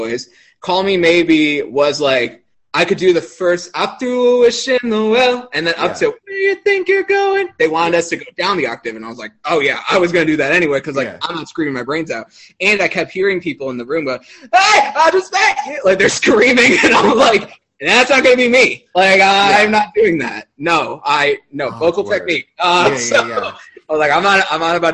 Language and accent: English; Chicago, Illinois, United States; moved away as an adult; now in Indiana, United States; I'm from Chicagoland